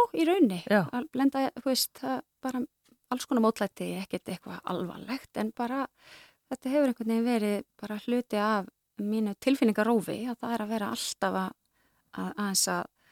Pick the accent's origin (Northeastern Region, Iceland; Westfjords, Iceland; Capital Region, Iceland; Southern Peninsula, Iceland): Northeastern Region, Iceland; Akureyri; moved away; ég er sko akureyringur, Já. akureyringur í húðahár og ólstar upp